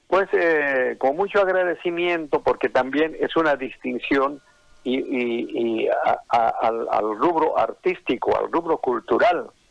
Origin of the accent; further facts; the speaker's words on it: Oruro, Bolivia; accent: colla; now in Santa Cruz, Bolivia; mi acento netamente colla, ¿no? y me siento orgulloso de, de, de, ser orureño